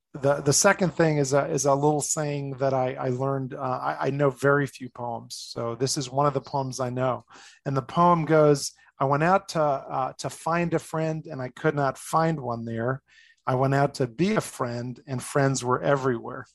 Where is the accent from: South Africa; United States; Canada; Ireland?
United States; New Jersey; moved away as an adult; also born or lived in Boston area, Massachusetts; now in Colorado, United States; I'm from originally New Jersey. I grew up outside of New York City